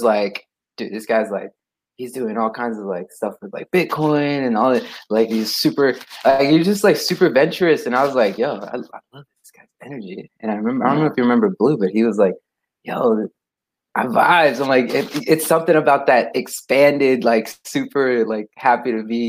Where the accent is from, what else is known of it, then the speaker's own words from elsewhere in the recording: Costa Mesa, California, United States; It's in Orange County, California